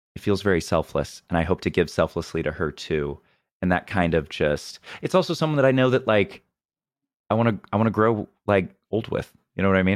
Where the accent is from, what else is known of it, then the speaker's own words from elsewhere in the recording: Missouri, United States; I'm from Missouri, which is the most U S, arguably